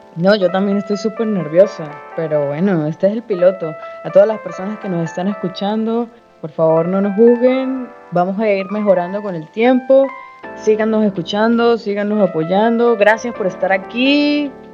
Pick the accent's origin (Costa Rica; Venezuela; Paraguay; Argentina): Venezuela; accent: Venezuelan; moved away as an adult; now in Brazil; también soy de Venezuela, como se puede notar por mi acento